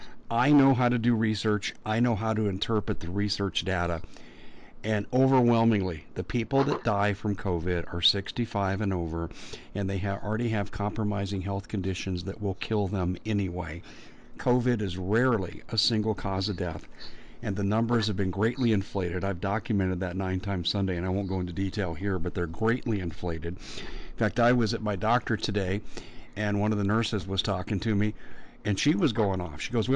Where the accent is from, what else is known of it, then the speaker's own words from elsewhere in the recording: Aurora, Colorado, United States; I grew up in Aurora, Colorado, 2 miles away from where that incident took place on I-225